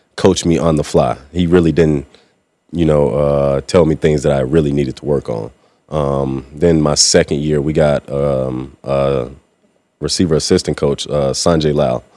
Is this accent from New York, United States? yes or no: no; Mississippi, United States; moved away as an adult; now in Seattle, United States; coming from the South, I mean, I went to high school and college in, in Mississippi